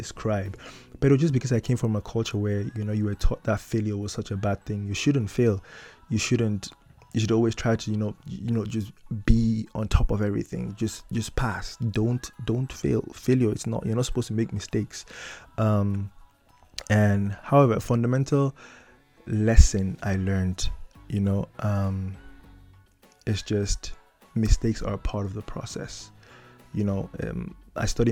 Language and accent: English; Cameroon; moved away as an adult; now in Netherlands; I come from Africa, I come from Cameroon